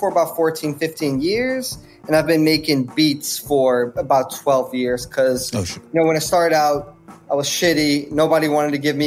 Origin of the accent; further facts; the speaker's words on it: Netherlands; I grew up in the Netherlands